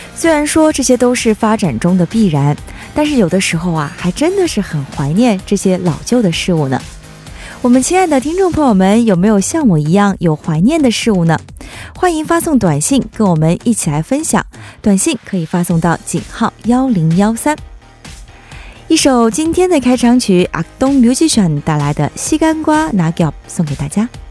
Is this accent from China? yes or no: yes; China; 我们作为中国人还是要不能忘本儿嘛